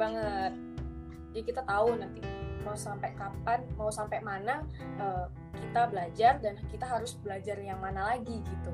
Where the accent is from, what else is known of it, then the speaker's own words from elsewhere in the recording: Dumai, Riau, Indonesia; moved away; also born or lived in Yogyakarta; aku dari Dumai.